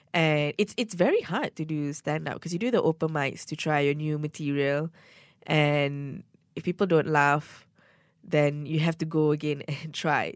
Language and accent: English; Ampang, Selangor, Malaysia; I'm from Ampang, and Ampang girls, okay, we don't date anyone beyond Damansara